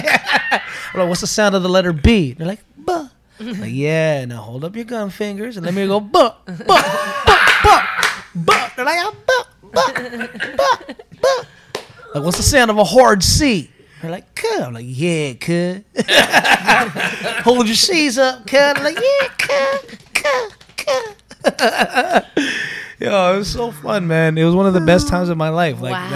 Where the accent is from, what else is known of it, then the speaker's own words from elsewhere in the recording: Philippines; But I'm fully Filipino